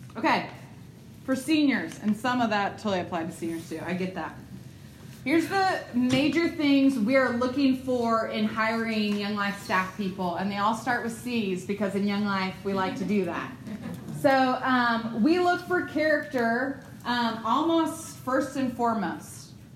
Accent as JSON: {"language": "English", "region": "Ohio", "country": "United States", "moved": "yes", "said": "I'm from Ohio. I don't do like the southern pleasantries of Bless Your Heart."}